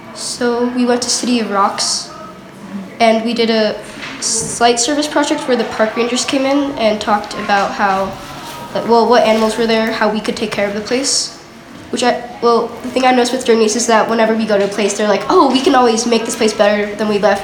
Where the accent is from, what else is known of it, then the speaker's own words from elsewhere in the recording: Salt Lake City, Utah, United States; I'm from Salt Lake City, Utah, uh, McGill School.